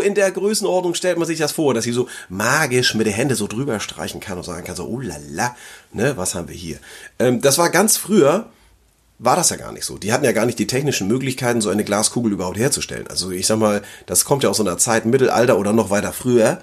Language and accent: German; Flensburg, Schleswig-Holstein, Germany; hier bei uns in Flensburg